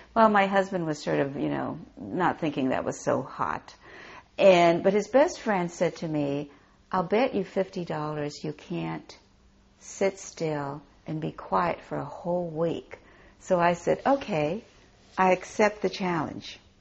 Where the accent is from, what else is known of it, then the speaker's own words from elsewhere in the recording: Hawaii, United States; a small temple in the village that we grew up in in Hawaii